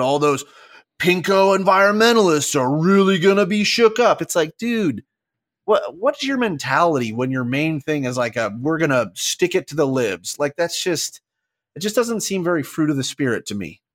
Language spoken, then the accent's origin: English; Southwest, United States; growing up in the Southwest